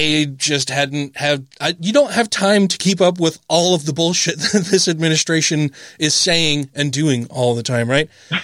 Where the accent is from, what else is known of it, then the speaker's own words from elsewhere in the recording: United States; as an American